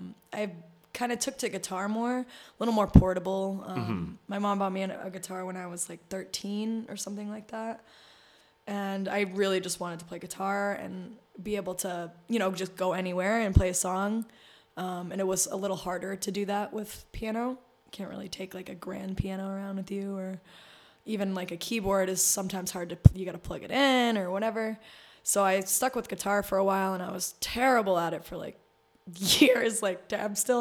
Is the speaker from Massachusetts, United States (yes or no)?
yes; Boston, Massachusetts, United States; also born or lived in New Hampshire; now in New York, United States; I grew up in Boston